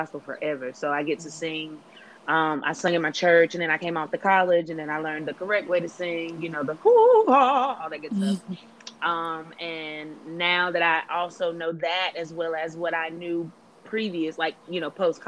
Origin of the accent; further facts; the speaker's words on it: Clinton, North Carolina, United States; I hail from North Carolina, specifically Clinton.